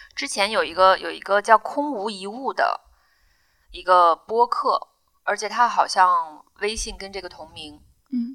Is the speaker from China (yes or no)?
yes; Inner Mongolia, China; moved away as an adult; also born or lived in Zhuhai; now in Beijing, China; 在我们家乡的内蒙的医院